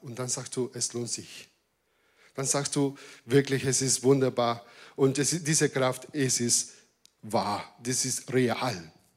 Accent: Argentina; German is a second language; now in Germany; als Argentinier

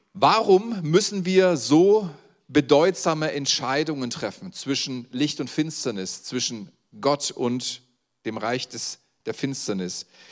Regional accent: Saxony, Germany; das sage ich als Sachse

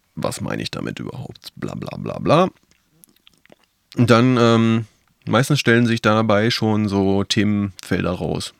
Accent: Northern Germany, Germany; ich als Norddeutscher

